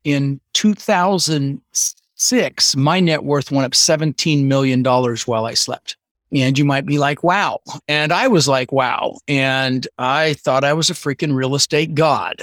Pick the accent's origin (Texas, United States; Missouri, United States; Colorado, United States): Colorado, United States; Denver; English is a second language; also born or lived in Netherlands; I was born in the Netherlands, wooden shoes and windmills, and immigrated when I was six years old with my brother Albert and my mother's Vaantje, and grew up in Denver